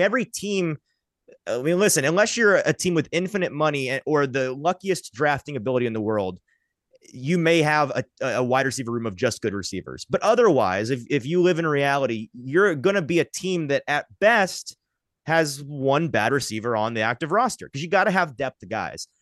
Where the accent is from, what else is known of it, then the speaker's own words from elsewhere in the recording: Franklin, Tennessee, United States; also born or lived in Nashville; I grew up in, like, Fran-, Franklin, Brentwood area. I still live in that area.